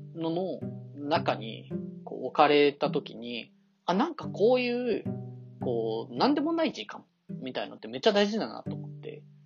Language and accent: Japanese; Kanto, Japan; 関東に生まれて、関東でずっと生まれ育ってきて